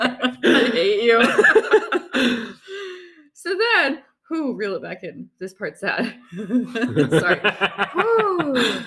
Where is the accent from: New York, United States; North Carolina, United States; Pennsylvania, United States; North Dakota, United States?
North Dakota, United States; I am from North Dakota.